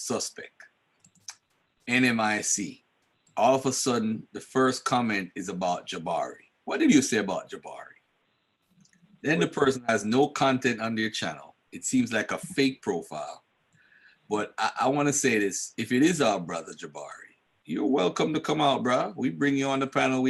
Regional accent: Jamaica; now in United States; I come here to America via Jamaica. And I come from Jamaica

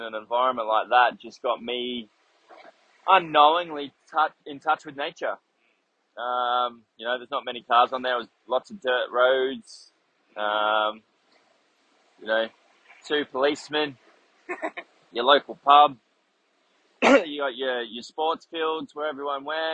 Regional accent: King Island, Tasmania, Australia; also born or lived in Hobart, Tasmania; I was born in Tasmania, so I'm a Taswegian, way down there, down in Hobart. And then at the ripe age of 2, I moved to the family, decided to buy a farm on King Island

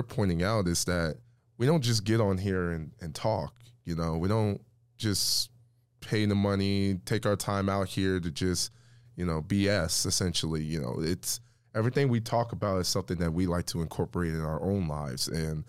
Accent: Midwest, United States; we're all from the Midwest

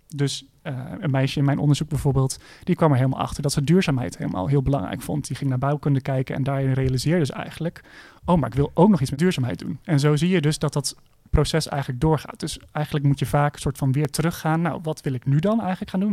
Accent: Utrecht, Netherlands; ik kom ook zelf uit Utrecht

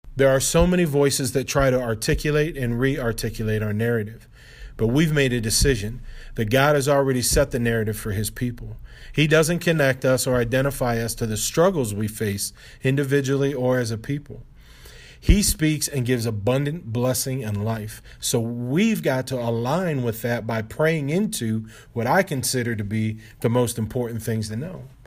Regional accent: Ohio, United States; moved away as an adult; now in Baltimore, United States; the Lord brought K D the Boys and I to Baltimore from where we grew up in Ohio

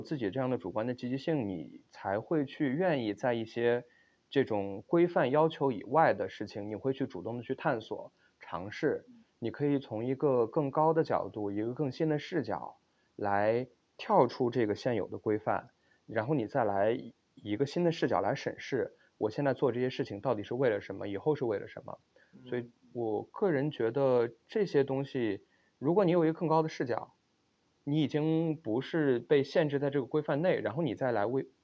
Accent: Xi'an, Shaanxi, China; moved away as an adult; also born or lived in Beijing; now in Stanford, United States; 我是西安人

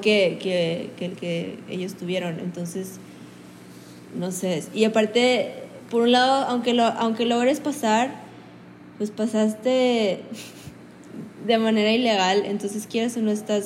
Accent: Mexico; nosotros tenemos nuestras raíces quieras mayas, aztecas

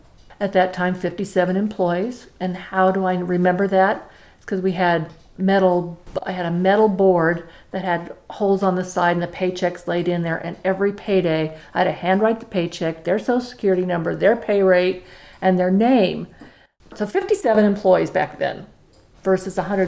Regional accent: Wichita, Kansas, United States; moved away as an adult; also born or lived in Rhinelander, Wisconsin; I was born in Wichita, Kansas

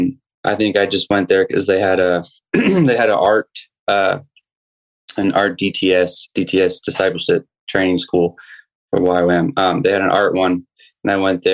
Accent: northern Maine, United States; moved away as an adult; also born or lived in Saint John, New Brunswick, Canada; now in Southern California, United States; when I was seven, I moved to Maine, northern Maine, grew up there, and graduated to a town of 5,000 people

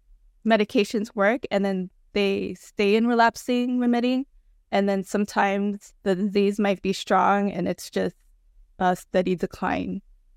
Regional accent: Los Angeles, California, United States; born there; now in Long Beach, United States; Both of my parents are from Pangasinan. I was born in Los Angeles and currently streaming from Long Beach, California.

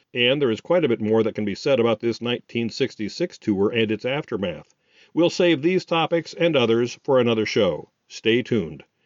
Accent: Des Moines, Iowa, United States; Des Moines is my hometown.

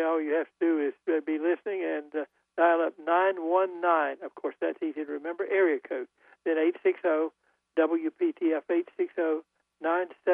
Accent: Goldsboro, North Carolina, United States; we're both from Goldsboro

